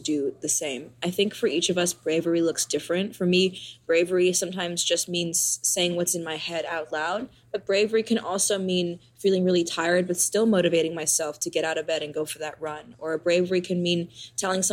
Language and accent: English; New York City, New York, United States; I grew up in New York City playing the drums